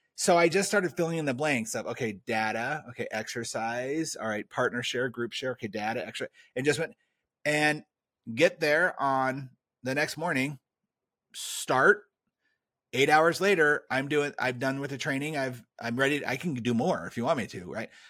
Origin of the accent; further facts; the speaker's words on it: California, United States; I grew up in California